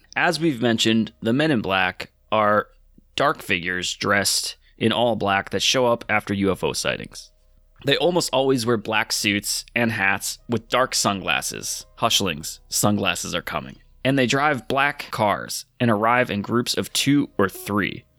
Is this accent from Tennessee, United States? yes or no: no; Connecticut, United States; we're all from Connecticut.